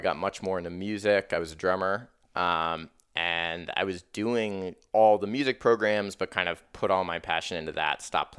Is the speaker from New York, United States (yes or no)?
no; Columbus, Ohio, United States; Well, I grew up originally in Columbus, Ohio